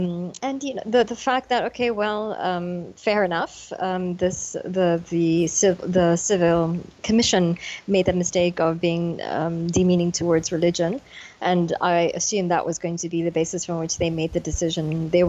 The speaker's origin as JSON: {"language": "English", "country": "United States", "said": "and you know, as an American, the one thing that we knew we could always count on was the judicial system. And I feel so betrayed as an American by this decision."}